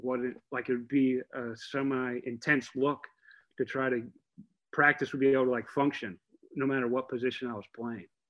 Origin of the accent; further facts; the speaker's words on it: Oviedo, Florida, United States; so I was pretty much raised in Oviedo. So I went, moved there when we were like two years old.